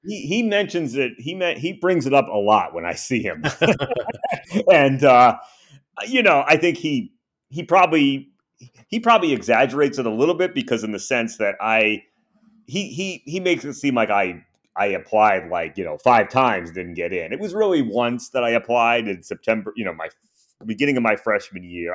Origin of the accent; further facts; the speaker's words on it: Rhode Island, United States; moved away; I grew up in Rhode Island